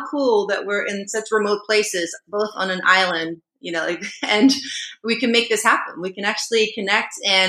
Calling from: Maui, Hawaii, United States; And yeah, I'm calling in from Maui

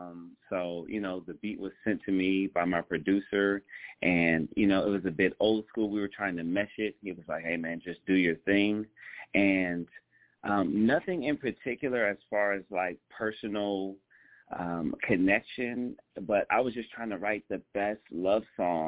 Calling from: Hollywood, Florida, United States; Currently now I'm calling from Hollywood, Florida.

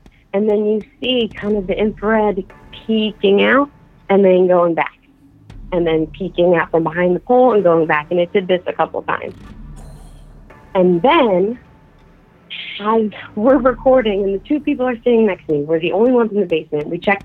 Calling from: Philadelphia, Pennsylvania, United States; I'm calling from Philadelphia

